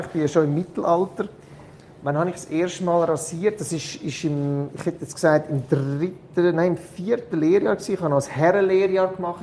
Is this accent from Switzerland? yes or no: yes; Switzerland; bei uns in der Schweiz